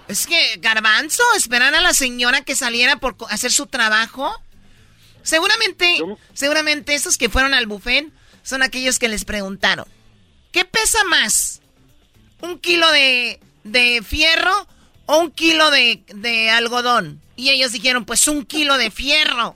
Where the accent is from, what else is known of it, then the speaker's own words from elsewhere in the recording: Mexico; yo soy mexicana